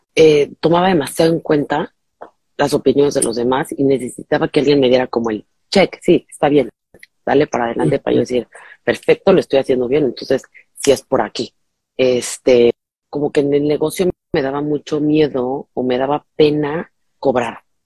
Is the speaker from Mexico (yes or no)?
yes; Mexico; now in Miami, United States; soy mexicana, vivo en Miami